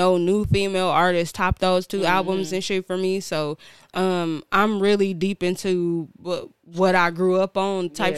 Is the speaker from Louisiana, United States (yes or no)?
no; Milwaukee, Wisconsin, United States; also born or lived in Bermuda; I'm from Milwaukee.